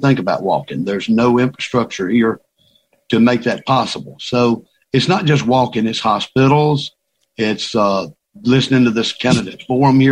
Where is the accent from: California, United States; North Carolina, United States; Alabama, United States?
Alabama, United States; Talladega; I'm from Talladega, Alabama. I live here with my beautiful wife, Rhonda